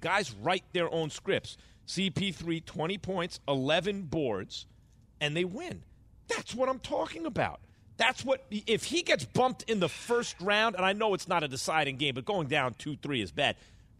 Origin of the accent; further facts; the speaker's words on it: New York, United States; also born or lived in Las Vegas; I grew up in New York, right?